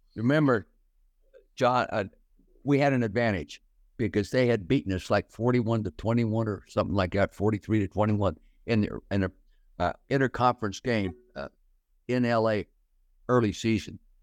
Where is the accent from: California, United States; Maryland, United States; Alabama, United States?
California, United States; Calistoga; we as kids growing up in Calistoga, you know, eighteen hundred people in town